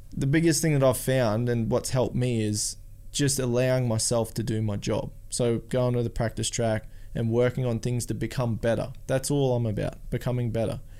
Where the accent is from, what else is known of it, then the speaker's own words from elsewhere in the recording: Australia; I'm from Australia